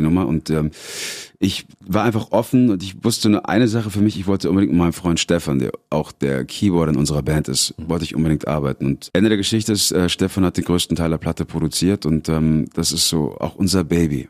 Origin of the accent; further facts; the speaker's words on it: Munich, Bavaria, Germany; in München, meiner Heimatstadt